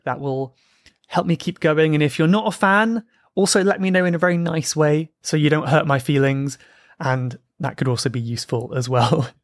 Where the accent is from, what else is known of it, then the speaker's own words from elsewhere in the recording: South Coast of England, United Kingdom; I grew up on the South Coast of England